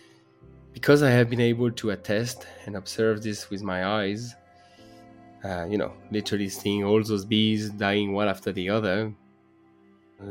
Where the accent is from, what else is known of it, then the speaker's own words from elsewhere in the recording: France; I was born and raised in France, the son of a beekeeper and botanist.